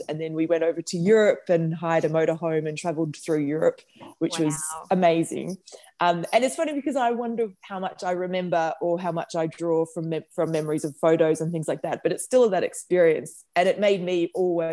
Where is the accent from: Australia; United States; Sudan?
Australia; Bendigo, Victoria; also born or lived in Melbourne; we grew up in Melbourne until I was 10, and then we moved to Bendigo because my mum and dad bought a motel and restaurant up there